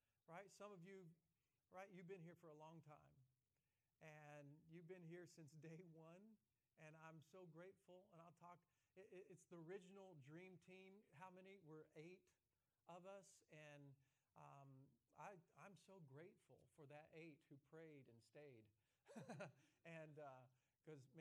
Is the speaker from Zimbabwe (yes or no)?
no; the South, United States; I'm from the South